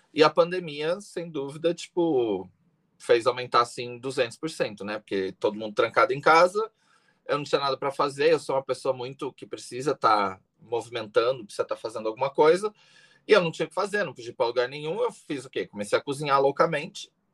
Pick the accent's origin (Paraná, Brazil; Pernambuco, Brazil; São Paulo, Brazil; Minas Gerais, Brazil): São Paulo, Brazil; Greater; also born or lived in Taubaté / Itapecerica da Serra / Guarulhos; Morei é. a vida inteira na Grande São Paulo